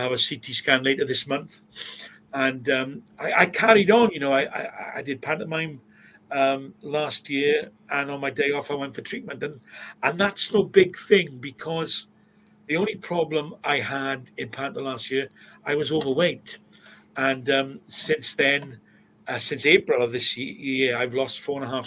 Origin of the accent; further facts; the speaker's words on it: Swansea, Wales, United Kingdom; I grew up in Plas Mall